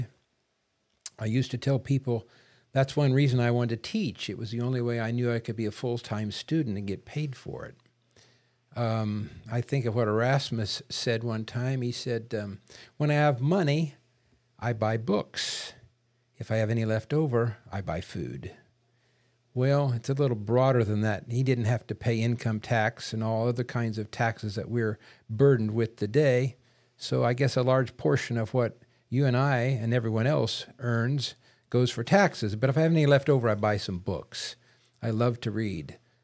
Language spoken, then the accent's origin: English; Indiana, United States; moved away as an adult; also born or lived in Illinois / Virginia; I grew up in Indiana. I'm from the Midwest